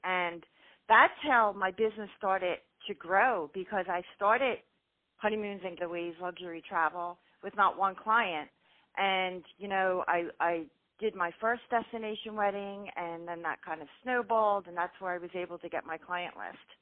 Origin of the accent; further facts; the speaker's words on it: Philadelphia, Pennsylvania, United States; born and raised in Philly, Philly girl